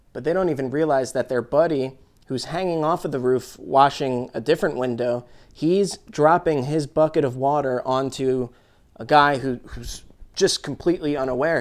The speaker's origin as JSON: {"language": "English", "country": "United States", "said": "as an American citizen"}